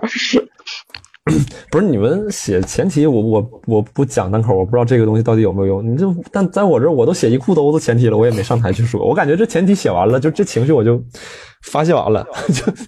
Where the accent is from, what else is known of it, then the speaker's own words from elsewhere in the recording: Jilin, China; now in Beijing, China; 是吉林这个土生土长的这个东北农民家庭